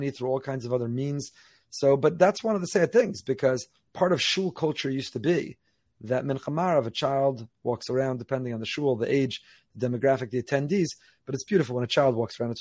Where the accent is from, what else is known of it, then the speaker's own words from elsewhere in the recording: Northeast, United States; now in Boca Raton, United States; I was growing up in the Northeast